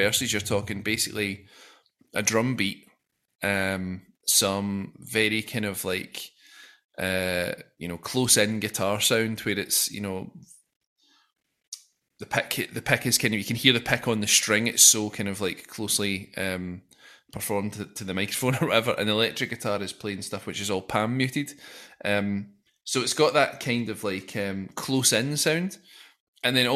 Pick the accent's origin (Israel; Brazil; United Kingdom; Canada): United Kingdom; Glasgow, Scotland; accent: Glaswegian; my stupid Glaswegian accent